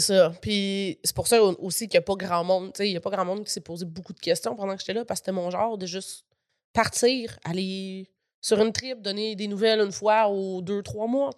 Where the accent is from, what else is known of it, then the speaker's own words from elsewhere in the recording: Gatineau, Quebec, Canada; pendant qu'on était à Gatineau, dans ma ville natale